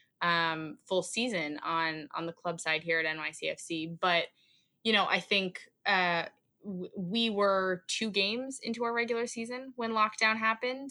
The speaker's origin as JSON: {"language": "English", "country": "Canada", "moved": "as an adult", "lives_now": "New York, United States", "said": "I'm Canadian"}